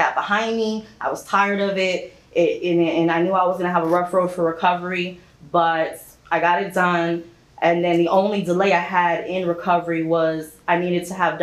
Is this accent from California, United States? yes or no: no; New York, United States; moved away; Growing up in New York, 11 years old